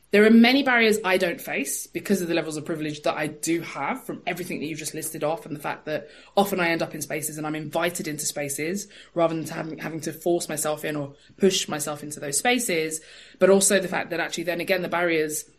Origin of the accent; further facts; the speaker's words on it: London, United Kingdom; I'm from East London